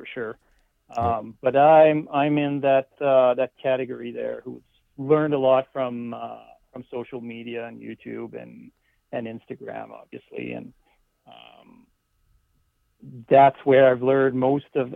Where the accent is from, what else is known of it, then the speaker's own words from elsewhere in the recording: Northern Ontario, Canada; moved away as an adult; now in Hinton, Canada; I grew up in Northern Ontario